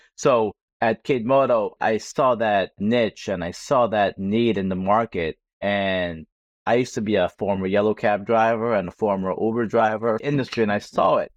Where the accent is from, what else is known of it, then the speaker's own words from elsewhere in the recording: New York City, New York, United States; being a New Yorker